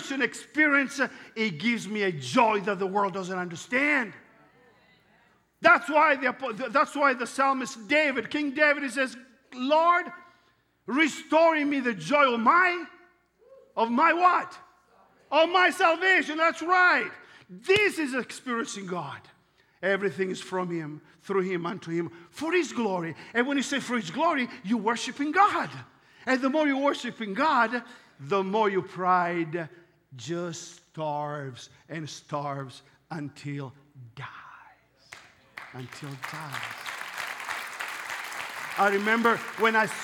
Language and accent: English; Italy; accent: Italian; English is a second language; I'm Italian